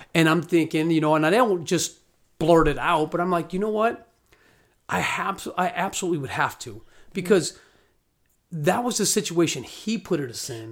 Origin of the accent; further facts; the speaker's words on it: Scottsdale, Arizona, United States; I'm from Arizona, from Scottsdale